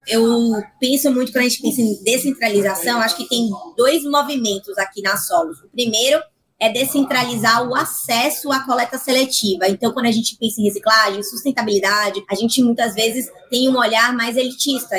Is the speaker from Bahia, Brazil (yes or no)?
yes; Salvador, Bahia, Brazil; eu sou de Salvador, eu sou nordestina